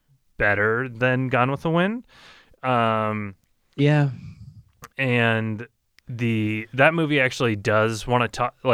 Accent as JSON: {"language": "English", "country": "United States", "said": "being an American"}